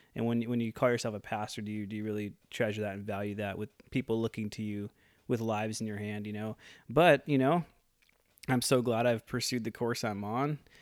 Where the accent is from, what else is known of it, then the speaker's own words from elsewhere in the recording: Midwest, United States; now in Oroville, United States; I'm from the Midwest.